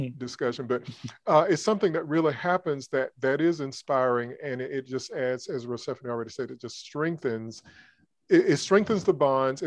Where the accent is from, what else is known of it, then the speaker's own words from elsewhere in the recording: Georgia, United States; moved away as an adult; now in Alabama, United States; I grew up in Georgia